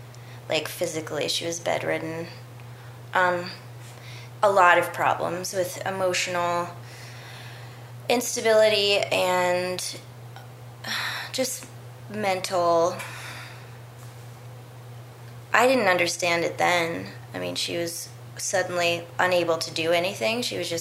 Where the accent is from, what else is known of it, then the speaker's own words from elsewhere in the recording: Berkeley, California, United States; also born or lived in New Haven, Connecticut; When I was about 2 years old, my mom moved us to Berkeley, from Connecticut, which is where I was born in New Haven.